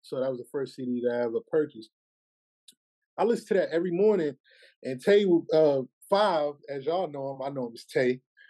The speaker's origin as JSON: {"language": "English", "town": "Shreveport", "region": "Louisiana", "country": "United States", "tie": "born or raised there", "said": "so my accent always was with me, like, even growing up in Shreveport, Louisiana."}